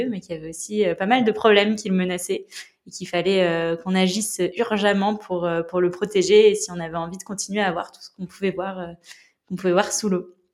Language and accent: French; La Rochelle, Nouvelle-Aquitaine, France; j'ai grandi à La Rochelle, j'ai 25 ans.